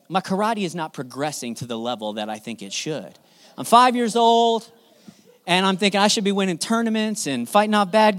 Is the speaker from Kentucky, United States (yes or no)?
no; Southern California, United States; I grew up in Southern California